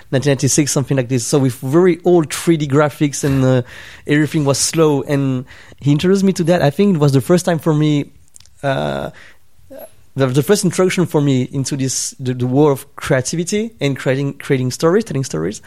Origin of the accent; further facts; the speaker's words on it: Switzerland; moved away; also born or lived in Hong Kong; I grew up in Switzerland in a Vietnamese family, you know, immigrant family